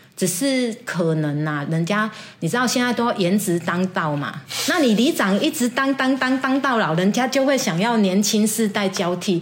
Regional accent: Kaohsiung, Taiwan; 我是这边土生土长的。我在这里住了四十几年、五十年了

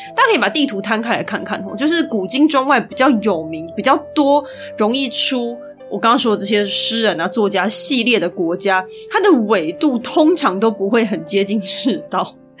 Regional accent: Taiwan; 身为台湾人

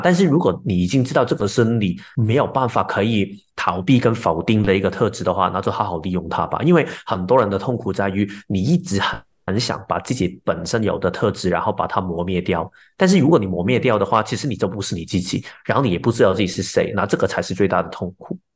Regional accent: Hong Kong; moved away as an adult; now in Taiwan; 我本身是一个香港人，然后一直都在香港长大，然后也在外国念书。前两年，年，两年多之前，我就跟我太太一起，一起搬到台湾去居住

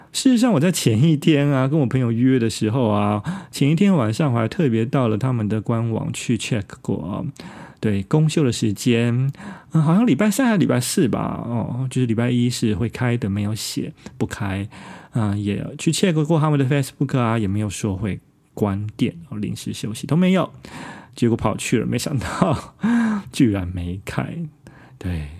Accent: Taiwan; now in Tokyo, Japan; 因为我们台湾人向来已经其实习惯了像夜市啊， 这种直接就在外面啊，户外的，呃，直接拉着椅子就吃饭的一种形式

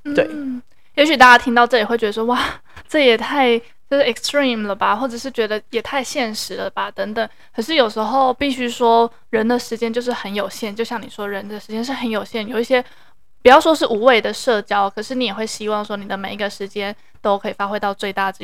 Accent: Taiwan; 我那时候就是一个台湾人

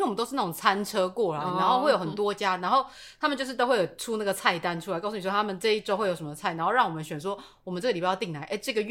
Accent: central and southern Taiwan, Taiwan; 我们中南部人都是会比较喜欢这种大家聚

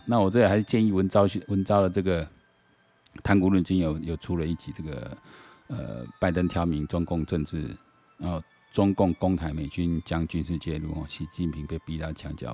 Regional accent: Taiwan; 我台湾人

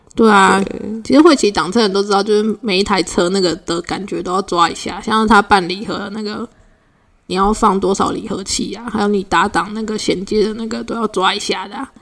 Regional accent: Puli, Nantou County, Taiwan; moved away; 小时候在普里的时候

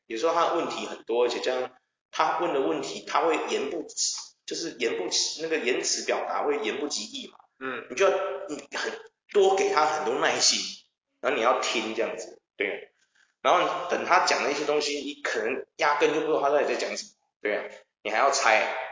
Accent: Taiwan; 我们台湾人

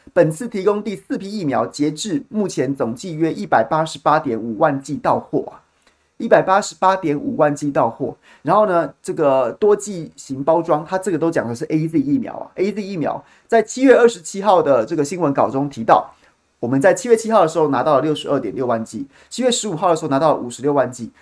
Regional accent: Taiwan; 我们，台湾人民

